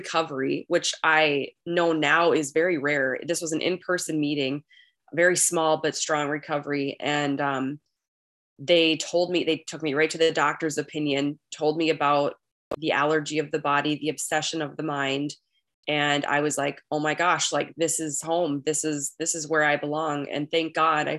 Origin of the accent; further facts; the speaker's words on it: Minnesota, United States; accent: Minnesotan; I am a recovered compulsive overeater from Minnesota